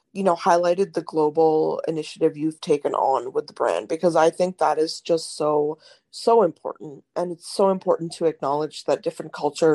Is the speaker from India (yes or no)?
yes; India; as an Indian woman